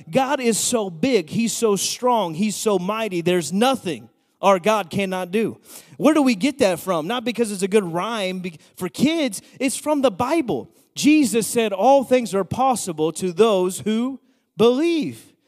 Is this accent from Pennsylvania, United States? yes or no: yes; Bethlehem, Pennsylvania, United States; I'm from Bethlehem